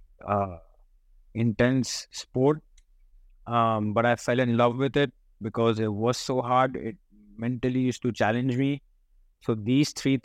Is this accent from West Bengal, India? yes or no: yes; Kolkata, West Bengal, India; moved away as an adult; also born or lived in United States; I was born in Calcutta.